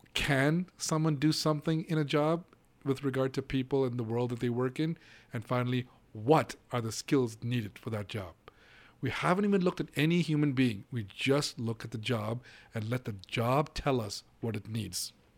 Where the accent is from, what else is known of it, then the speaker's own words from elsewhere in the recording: Hong Kong; moved away as an adult; now in United States; I grew up in Hong Kong. I lived in Hong Kong for nineteen years. I came to the U S about thirty-five years ago